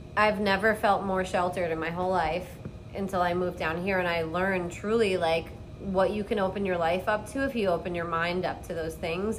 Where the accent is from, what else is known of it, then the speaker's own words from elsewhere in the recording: Long Island, New York, United States; moved away as an adult; now in Key West, United States; I'm from Long Island, New York